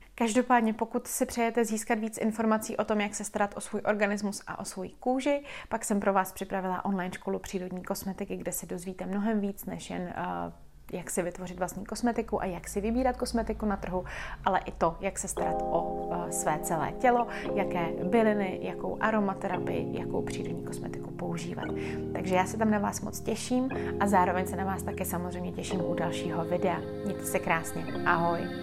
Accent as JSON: {"language": "Czech", "country": "Czechia", "said": "jako Češi"}